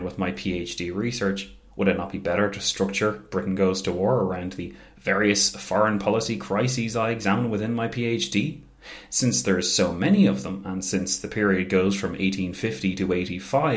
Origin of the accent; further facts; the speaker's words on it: Ireland; as Irish people are aware, Easter, and especially the year 1916, holds a very special place in the pantheon of our national story